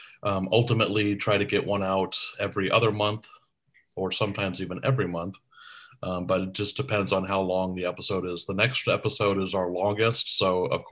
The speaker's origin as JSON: {"language": "English", "town": "Tucson", "region": "Arizona", "country": "United States", "tie": "born or raised there", "said": "my brother friends and I had a public access show where we grew up in Tucson, Arizona."}